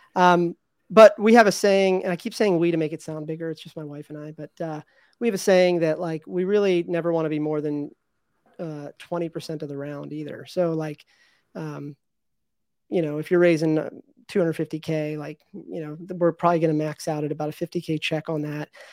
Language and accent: English; Virginia, United States; I grew up in Virginia